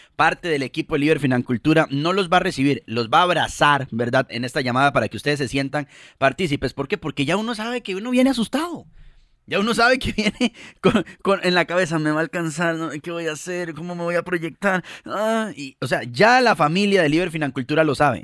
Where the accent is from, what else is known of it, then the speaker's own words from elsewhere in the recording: Costa Rica; somos dos costarricenses, tanto Mari como yo